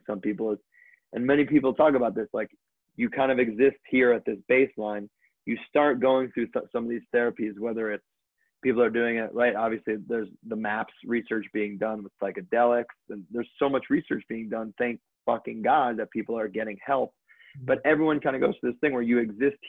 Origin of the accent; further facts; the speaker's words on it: Connecticut, United States; I grew up in Connecticut